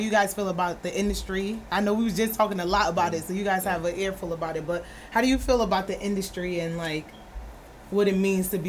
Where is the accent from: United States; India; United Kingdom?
United States; East Orange, New Jersey; I'm from East Orange.